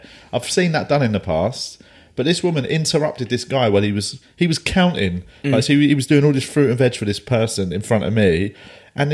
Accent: London, United Kingdom; I'm from London, mate.

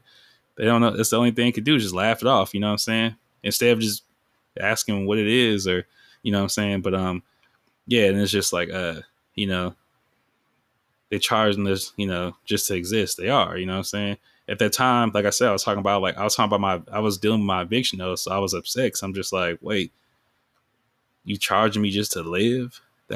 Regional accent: Sacramento, California, United States; I was raised in Iraq. Like, when people hear Iraq, that's just like, that's like a term for South Sac, because like, it's a war zone

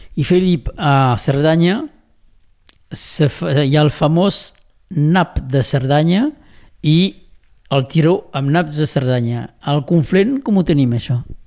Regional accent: Rià, Occitania, France; Com sóc de Rià

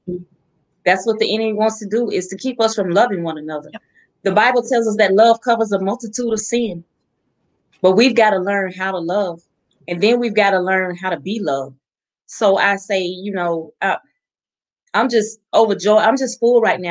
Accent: the South, United States; Southern girl. Just like me, little Southern girl.

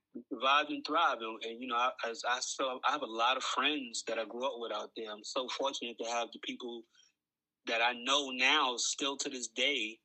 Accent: New York City, New York, United States; I'm from Coney Island

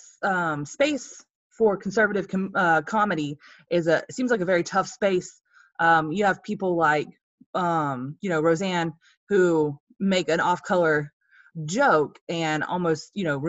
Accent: Georgia, United States; I'm from Georgia, so I'm a down home Southern girl.

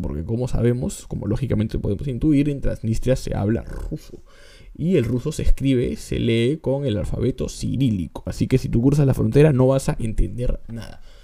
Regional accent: Peru

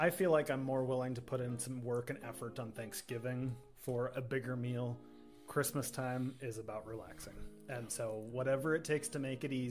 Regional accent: North Dakota, United States; now in Minnesota, United States; Because we're from North Dakota.

